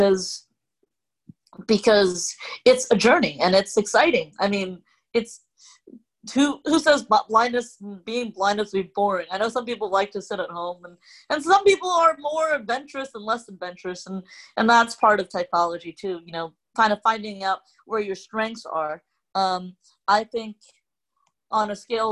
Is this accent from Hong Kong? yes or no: yes; Hong Kong; first language Cantonese; English is a second language; moved away; I'm an immigrant from a subsection of a country, a big country named China, and I'm originally from Hong Kong